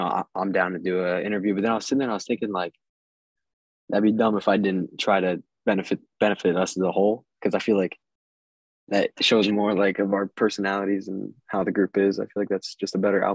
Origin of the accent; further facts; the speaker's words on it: Akron, Ohio, United States; I'm from Akron, Ohio